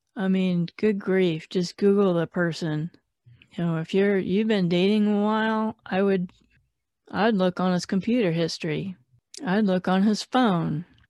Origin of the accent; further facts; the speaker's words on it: Phoenix, Arizona, United States; I'm from Phoenix